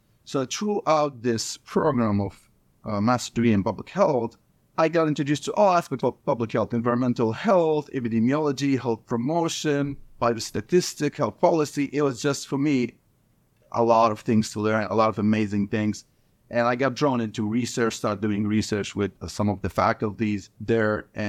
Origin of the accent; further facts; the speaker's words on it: Libya; I went back to my country, which I'm from Libya. So this country in North Africa. This is where I was born and raised. This is where I go to medical school.